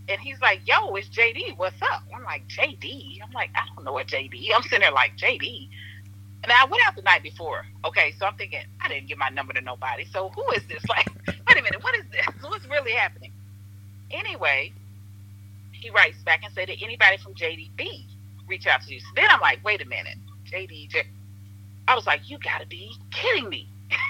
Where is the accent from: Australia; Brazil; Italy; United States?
United States; Southern Illinois; moved away as an adult; also born or lived in Chicago, Illinois; now in Miami, United States; I lived in Chicago for 12 years. I'm originally from Southern Illinois. Okay. So, I'm a country girl. I grew up on a farm in the country.